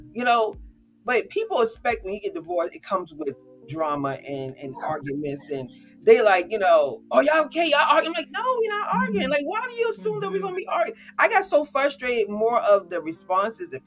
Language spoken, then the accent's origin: English; New Jersey, United States; now in North Carolina, United States; we're both from Jersey though. We're both Jersey girls.